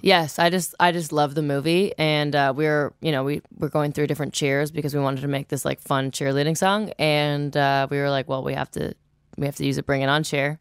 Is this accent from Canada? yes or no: yes; Toronto, Ontario, Canada; I'm actually from Toronto proper